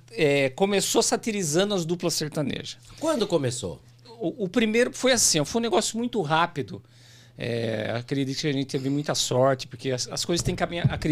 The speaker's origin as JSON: {"language": "Portuguese", "town": "Jaú", "region": "São Paulo", "country": "Brazil", "tie": "born there", "said": "Eu sou nascido em Jaú, interior do estado de São Paulo, São Paulo."}